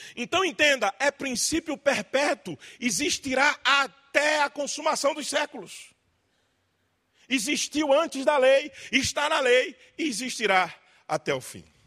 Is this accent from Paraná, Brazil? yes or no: no; Pernambuco, Brazil; moved away as an adult; now in Limeira, Brazil; Eu sou de Pernambuco, mas moro em Limeira há 13 anos